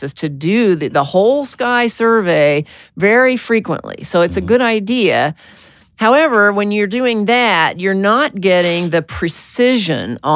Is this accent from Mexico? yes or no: no; Arkansas, United States; I was born in Arkansas